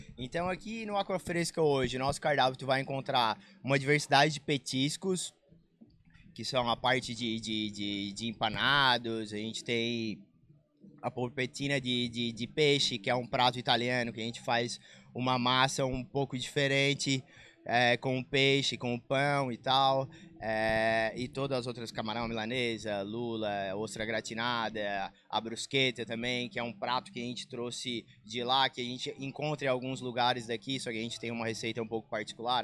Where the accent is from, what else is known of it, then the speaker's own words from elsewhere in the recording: Balneário Rincão, Santa Catarina, Brazil; moved away as an adult; para mim voltar para o Rincão